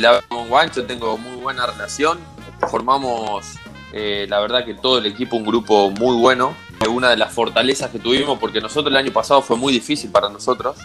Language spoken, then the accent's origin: Spanish; Sunchales, Santa Fe, Argentina; moved away as an adult; also born or lived in Buenos Aires; Estoy en Sunchales, sí eh, donde, bueno, donde vivió toda mi vida